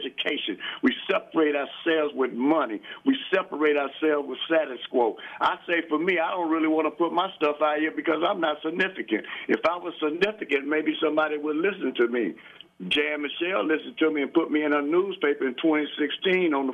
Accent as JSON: {"language": "English", "town": "Cincinnati", "region": "Ohio", "country": "United States", "tie": "born or raised there", "said": "I grew up in Avondale"}